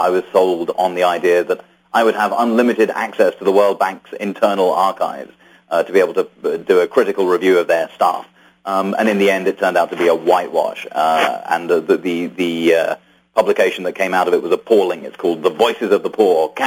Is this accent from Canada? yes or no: no; United Kingdom; I was born in Britain from immigrant parents